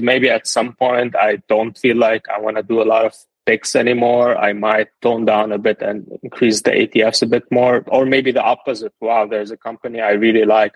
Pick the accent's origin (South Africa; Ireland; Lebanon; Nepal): Lebanon; moved away as an adult; now in United States; I'm originally from Lebanon. I moved to the US in 2019.